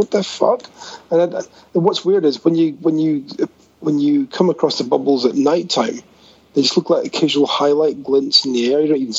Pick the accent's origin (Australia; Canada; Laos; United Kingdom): United Kingdom; Scotland; I'm Scottish